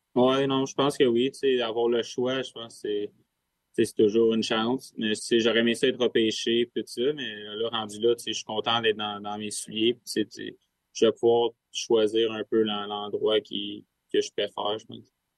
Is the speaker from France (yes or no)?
no; Sherbrooke, Quebec, Canada; On vient les deux de Sherbrooke, on s'entraîne ensemble